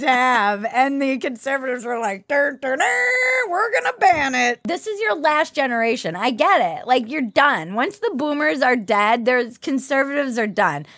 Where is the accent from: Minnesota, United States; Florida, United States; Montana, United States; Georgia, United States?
Minnesota, United States; Minneapolis; I'm from Minneapolis